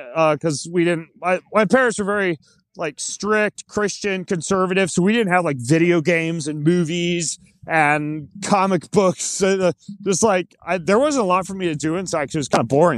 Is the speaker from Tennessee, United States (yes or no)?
no; North Idaho, United States; I grew up homeschooled in North Idaho